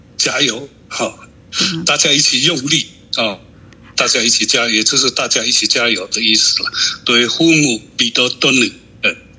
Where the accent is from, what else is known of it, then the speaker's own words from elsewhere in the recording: Alishan, Chiayi County, Taiwan; 我是阿里山的周族人，粤语会董事长